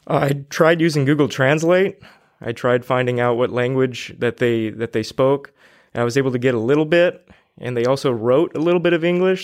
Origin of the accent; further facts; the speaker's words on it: Fresno, California, United States; I've been born and raised in Fresno uh, for about 27 years now.